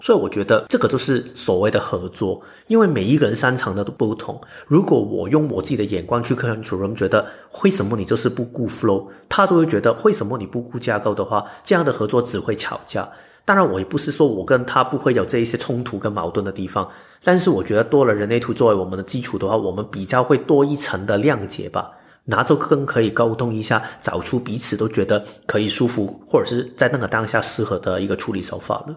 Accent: Hong Kong; moved away; 我简介我是香港来的

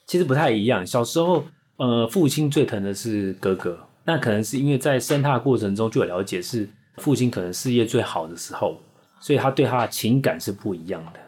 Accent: Taipei, Taiwan; 毕业在台湾科技大学，那其实是一个土生土长的台北人

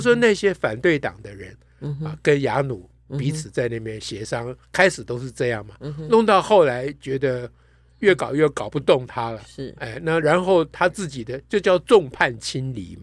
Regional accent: Taiwan; 我们台湾人

